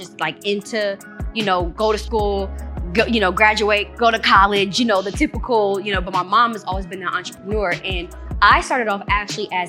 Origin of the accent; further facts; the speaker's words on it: Gwinnett County, Georgia, United States; also born or lived in Seattle, Washington / Conyers, Georgia; I was born in Seattle, raised from Seattle. I moved to Conyers for a little minute. Then I was raised in Gwinnett County.